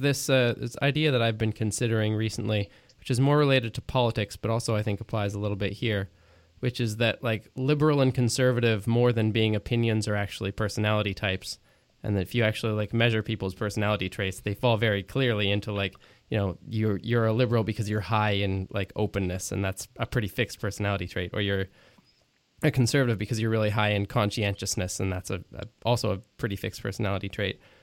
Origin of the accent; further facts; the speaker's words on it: Quebec, Canada; I grew up in Quebec, and I I have I have a, a, an English accent when I speak French